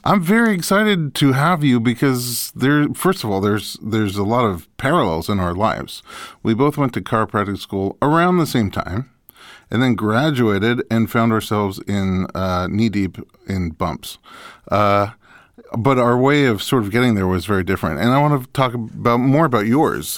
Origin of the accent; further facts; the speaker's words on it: New York, United States; I grew up in New York, which also gets snow and ice